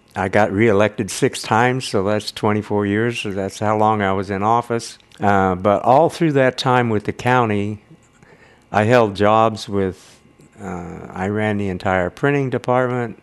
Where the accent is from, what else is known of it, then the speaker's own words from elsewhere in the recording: Grass Valley, California, United States; moved away as an adult; I grew up in Grass Valley.